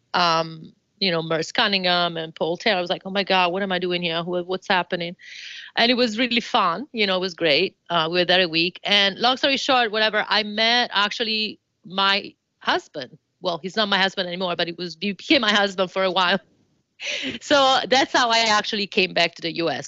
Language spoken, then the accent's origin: English; Florence, Tuscany, Italy; English is a second language; moved away as an adult; now in United States; I'm originally from Florence